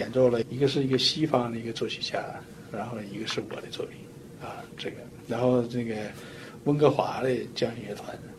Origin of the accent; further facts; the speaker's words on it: China; moved away as an adult; now in United States; 所以我在中国出生长大的，一方水土养一方人，是不是？所以我就说，我在中国